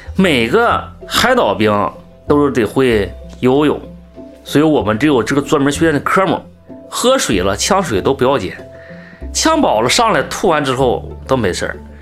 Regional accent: Zhaodong, Heilongjiang, China; 我是黑庄江省赵总市人。今年是四十六岁，我是十九岁当兵的

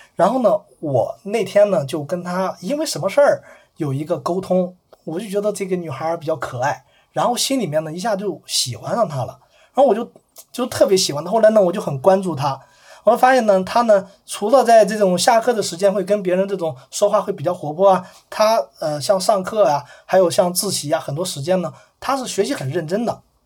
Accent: Fuyang, Anhui, China; moved away; 当我再次回到我的老家阜阳的时候

